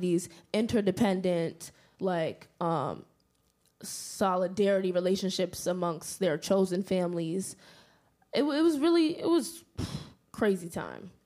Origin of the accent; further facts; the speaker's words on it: New York, United States; growing up in New York, like, like I said before, Harlem native